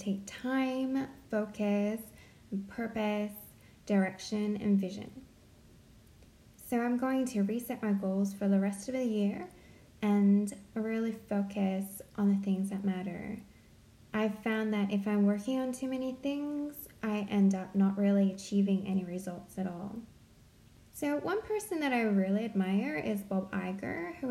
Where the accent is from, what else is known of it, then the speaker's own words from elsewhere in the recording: Central Coast, New South Wales, Australia; now in Sydney, Australia; I grew up on the Central Coast